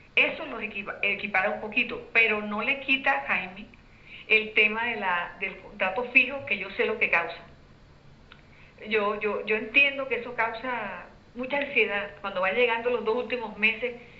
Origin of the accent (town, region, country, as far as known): Colombia